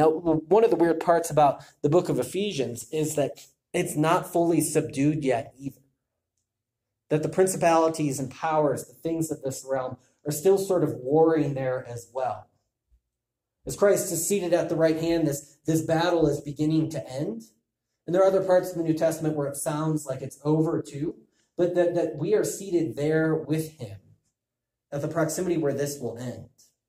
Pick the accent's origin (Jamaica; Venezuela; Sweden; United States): United States; Chicago, Illinois; If I were to ask you to tell you about yourself, well, I'm a Chicagoan. I root for the Cubs.